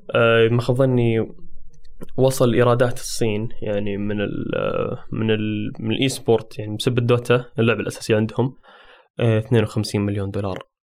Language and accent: Arabic; Saudi Arabia; عندنا في السعودية